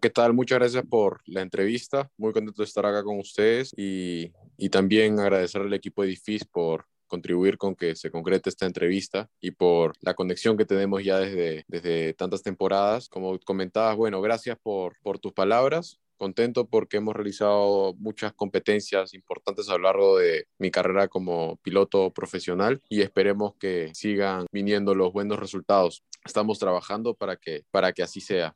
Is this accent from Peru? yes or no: yes; Peru; como peruano